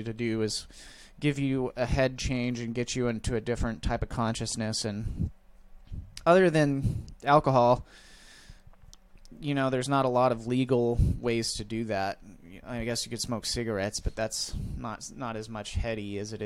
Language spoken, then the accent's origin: English; Midwest, United States; I grew up in the Midwest.